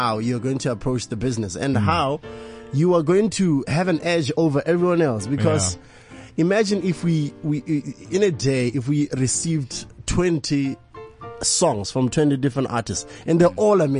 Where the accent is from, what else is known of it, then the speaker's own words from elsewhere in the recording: Botswana; I'm from Botswana